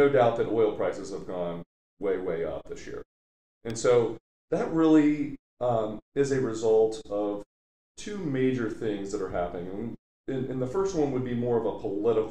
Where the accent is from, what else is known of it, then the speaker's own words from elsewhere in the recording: Ohio, United States; I'm from Ohio